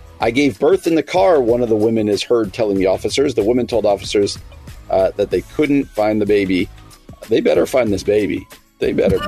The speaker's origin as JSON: {"language": "English", "region": "New Jersey", "country": "United States", "moved": "yes", "said": "my home state of New Jersey"}